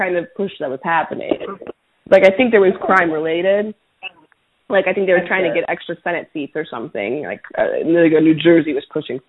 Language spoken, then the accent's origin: English; Venezuela; now in United States; I am from Venezuela. I am Venezuelan. This is not my country.